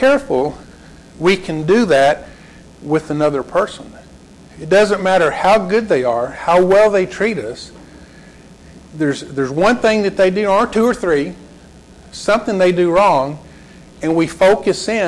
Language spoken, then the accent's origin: English; Lubbock, Texas, United States; I grew up in Lubbock, grew up in an older neighborhood